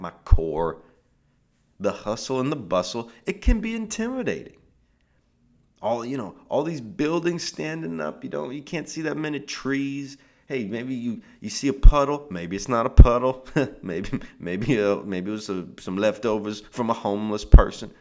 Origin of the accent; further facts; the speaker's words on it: Seattle, Washington, United States; now in Southern California, United States; I'm from Seattle. That's where I'm from